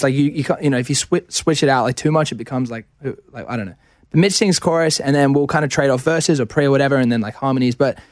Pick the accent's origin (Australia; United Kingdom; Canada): Australia; being Australian